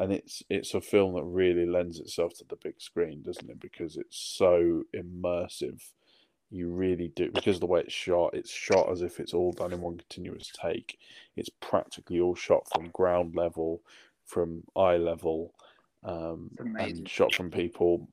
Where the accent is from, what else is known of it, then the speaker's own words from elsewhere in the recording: United Kingdom; I'm too British